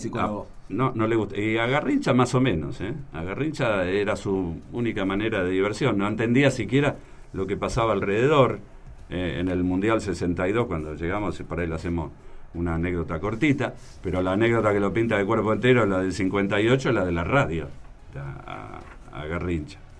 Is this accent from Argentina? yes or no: yes; Argentina; nosotros somos argentinos